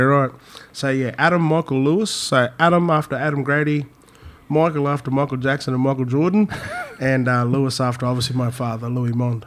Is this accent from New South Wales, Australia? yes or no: no; Innisfail, Queensland, Australia; also born or lived in Brisbane; I'm um, born and bred in Innisfail